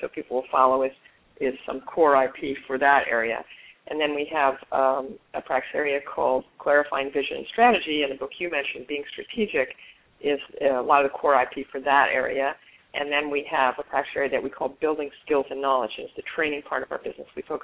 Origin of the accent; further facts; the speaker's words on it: Omaha, Nebraska, United States; I was born in Omaha